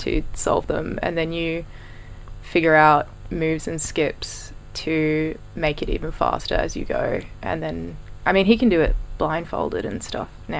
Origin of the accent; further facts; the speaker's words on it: Sydney, New South Wales, Australia; I'm from Sydney. I grew up in the inner west